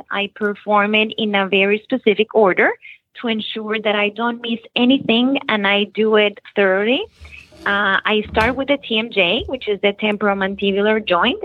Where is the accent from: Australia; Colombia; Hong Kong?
Colombia; Bogotá, Bogotá Capital District; moved away as an adult; also born or lived in Nashville, Tennessee, United States; now in Florida, United States; I was born in Nashville, Tennessee, uh, but I was raised in Bogota, Colombia.